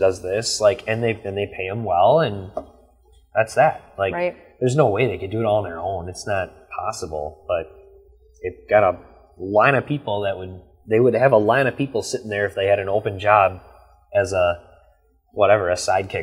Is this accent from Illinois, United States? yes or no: no; Ripon, Wisconsin, United States; now in Fond du Lac, United States; I'm from the Green Lake Ripon area, so Green Lake's 1,000 people, Ripon's 7,000 people. I'm from that small town feel